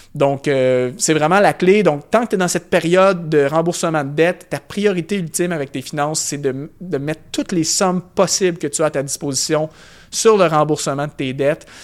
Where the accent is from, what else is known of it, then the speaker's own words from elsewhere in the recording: Canada; par chez nous au Canada